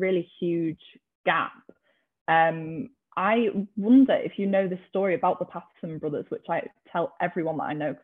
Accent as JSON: {"language": "English", "town": "Liverpool", "region": "North West England", "country": "United Kingdom", "moved": "yes", "lives_now": "Newcastle, United Kingdom", "said": "If you can't tell by my accent, I'm from Liverpool originally, but I live up in Newcastle now"}